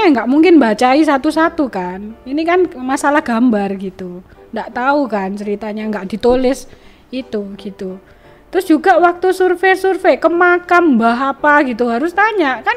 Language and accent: Indonesian; Aceh, Indonesia; itu saya gini loh karena saya orang Aceh ya pengen apa ya kreatif atau uh, buka ya saya percantik.